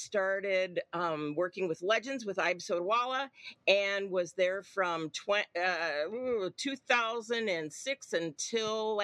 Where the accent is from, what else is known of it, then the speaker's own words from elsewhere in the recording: Paw Paw, Michigan, United States; I grew up in Pawpaw, Michigan